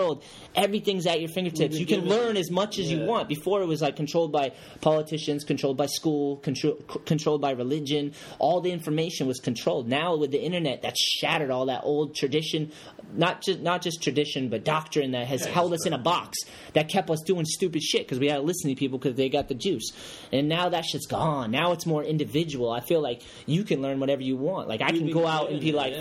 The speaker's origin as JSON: {"language": "English", "country": "United States", "said": "I'm from America"}